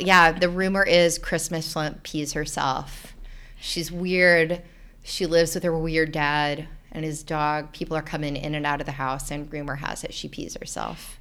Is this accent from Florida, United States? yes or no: yes; North Florida, United States; I'm from North Florida, and there are a lot of snakes and alligators anyway.